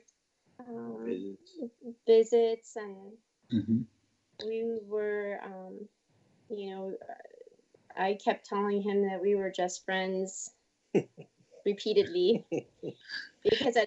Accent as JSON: {"language": "English", "town": "Washington", "region": "District of Columbia", "country": "United States", "tie": "born or raised there", "said": "I grew up in Washington, D.C."}